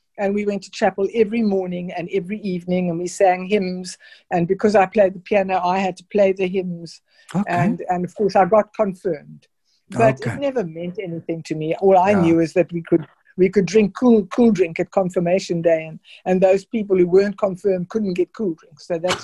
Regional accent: Pretoria, Gauteng, South Africa; born there; also born or lived in Zimbabwe; I was born in Pretoria. Then my father, who was an engineer, moved to what was then Rhodesia, which is now called Zimbabwe.

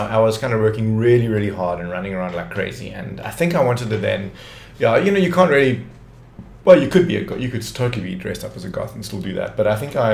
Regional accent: Cape Town, Western Cape, South Africa; I grew up in Tableview, which was like suburbia

